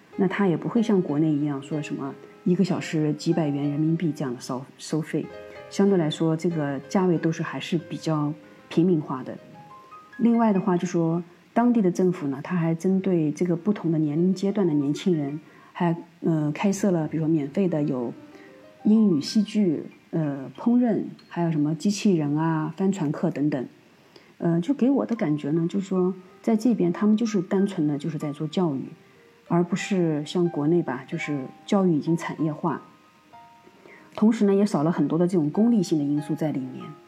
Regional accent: China; now in Spain; 和我们中国人这种含蓄式的表达是完全不同的

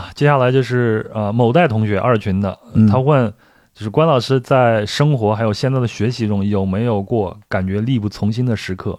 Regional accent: Henan, China; moved away; 我老家在河南。

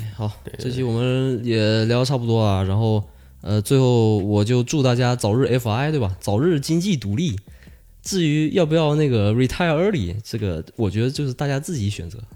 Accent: China; moved away; 我，呃，小时候在国内的一些，呃，与一些老师的一些不愉快的经历

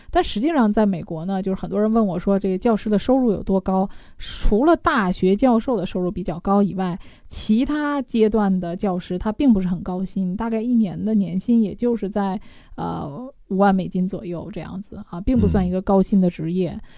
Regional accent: China; 我们中国人

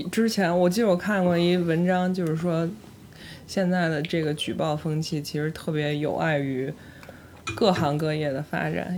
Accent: northern China, China; now in Beijing, China; 我又是一个土生土长北，北方人

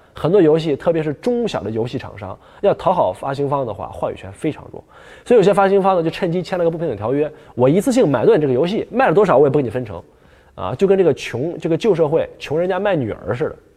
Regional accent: Northeast China, China; accent: Northeastern Mandarin; 我们东北话

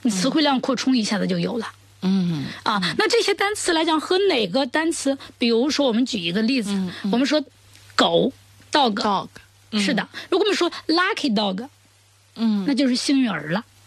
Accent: China; 我们中国人有我们中国人的语言特点

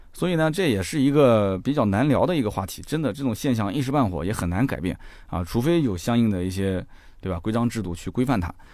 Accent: Nanjing, Jiangsu, China; 你明知道我南京人乐乐不分

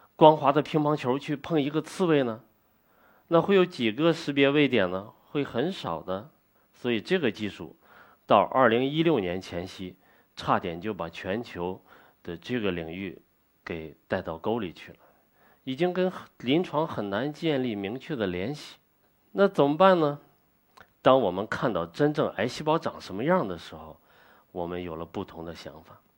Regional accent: China; 做我们中国人。自己该做的事情，做我们中华文化的传承者

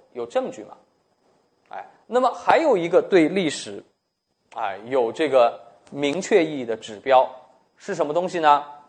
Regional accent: China; 我们是中国人

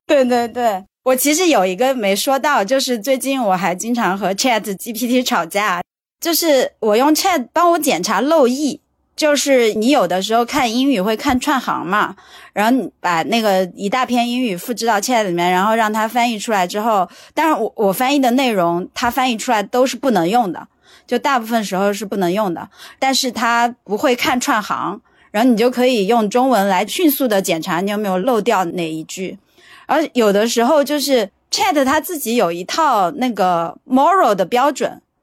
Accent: Sichuan, China; accent: Sichuanese; 我们四川话说

